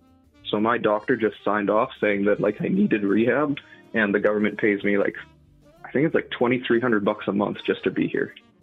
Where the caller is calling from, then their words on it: British Columbia, Canada; I'm lucky. I'm in British Columbia, so they're one of the few provinces that does that.